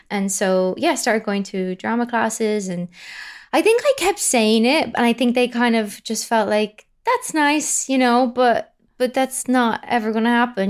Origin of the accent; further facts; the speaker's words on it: County Louth, Ireland; County Louth. It's a place called County Louth, um, which is on the east coast, sort of, uh, an hour north of Dublin.